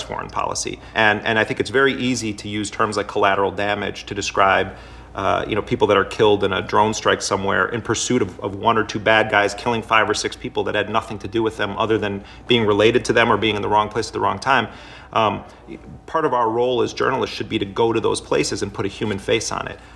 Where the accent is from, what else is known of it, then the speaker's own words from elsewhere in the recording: Milwaukee, Wisconsin, United States; moved away as an adult; I grew up in Milwaukee in Jeffrey Dahmer's neighborhood